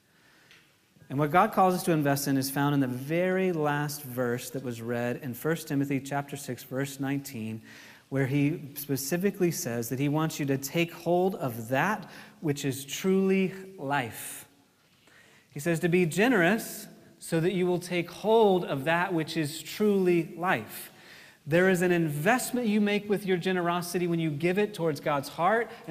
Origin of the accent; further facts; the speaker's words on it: United States; as American Christians